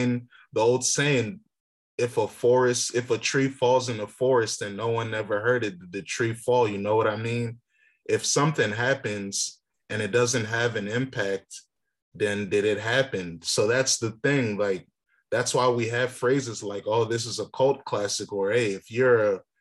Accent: Virginia, United States; We're from Virginia.

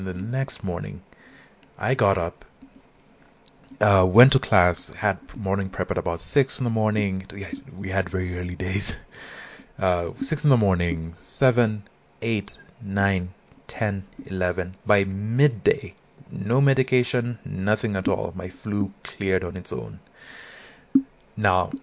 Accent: Nairobi, Kenya; I'm Kenyan, and I attended this high school

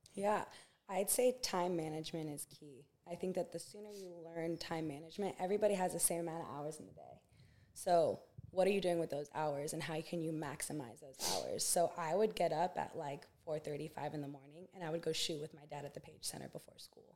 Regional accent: Santa Barbara, California, United States; born and raised in Santa Barbara, California.

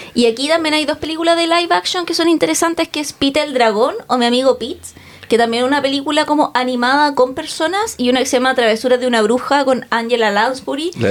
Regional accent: Chile; ¿de qué país vienes? Y yo, Chile

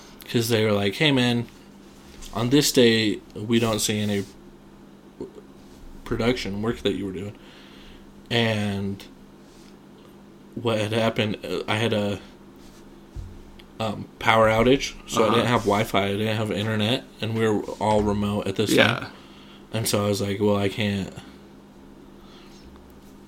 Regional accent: Shelley, Idaho, United States; I'm from Shelley

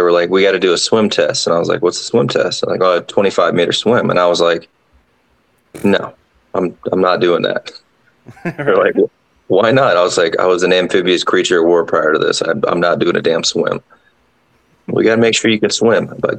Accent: Georgia, United States; also born or lived in Washington / Connecticut; I mean, I was born in Washington, then I was raised in Georgia, and then I went to high school in Connecticut.

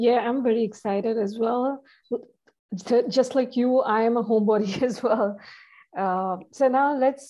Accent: India; moved away as an adult; now in Sydney, Australia; I was raised in India and I migrated to Sydney recently.

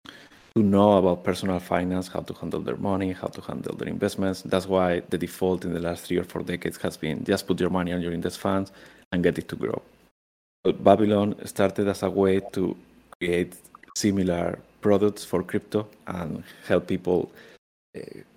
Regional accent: Spain; moved away; I'm originally from Spain, Europe

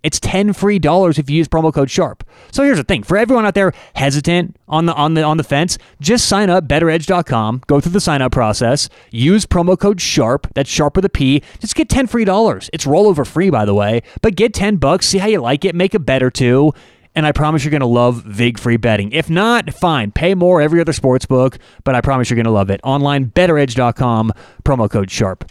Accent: Denver, Colorado, United States; I'm from Denver

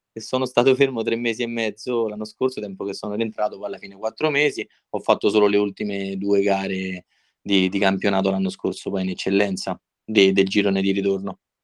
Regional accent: Civita Castellana, Lazio, Italy; sono di Civita Castellana

